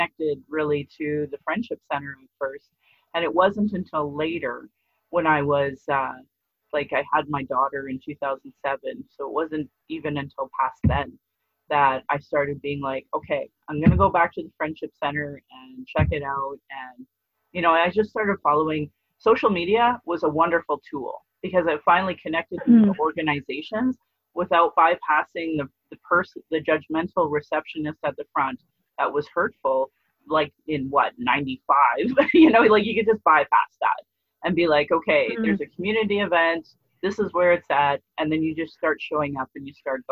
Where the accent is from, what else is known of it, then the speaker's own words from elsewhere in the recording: Sylvan Lake, Alberta, Canada; also born or lived in Fort McMurray; now in Calgary, Canada; And then we moved to Sylvan Lake.